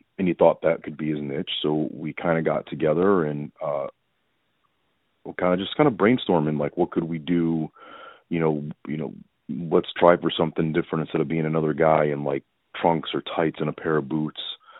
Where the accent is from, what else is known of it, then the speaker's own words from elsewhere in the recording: Chicago, Illinois, United States; I've grown up in the Chicagoland area.